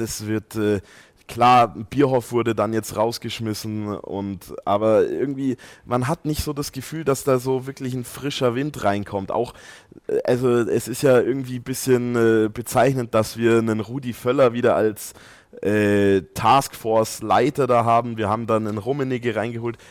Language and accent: German; Austria; bin ja auch äh, Ösi